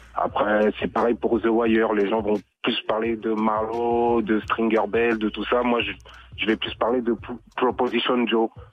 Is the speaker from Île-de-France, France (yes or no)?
yes; Rosny-sous-Bois, Île-de-France, France; C'est les grands du quartier où j'ai grandi donc à Rony-sous-Bois, près de Montreuil.